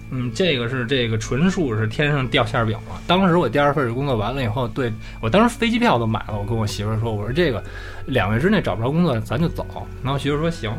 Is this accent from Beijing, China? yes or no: yes; Beijing, China; moved away as an adult; also born or lived in Japan; 我虽然是土生土长北京人